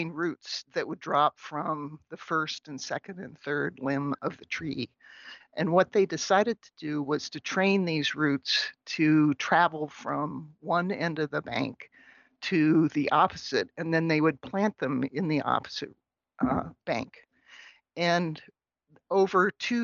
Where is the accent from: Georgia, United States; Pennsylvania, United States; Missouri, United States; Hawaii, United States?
Pennsylvania, United States; outside of Pittsburgh; now in St. Cloud, United States; I grew up in outside of Pittsburgh, but I live in St. Cloud, Minnesota